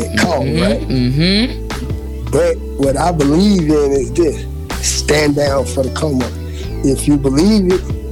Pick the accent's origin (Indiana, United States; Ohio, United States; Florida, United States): Florida, United States; Orlando; I'm from Orlando